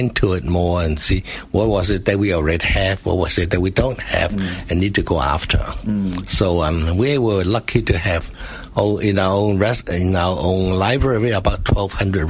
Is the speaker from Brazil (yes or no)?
no; Hong Kong; moved away as an adult; also born or lived in Guangdong, China; I lived in Hong Kong for many years. Mm-hmm. So that's where I guess I grew up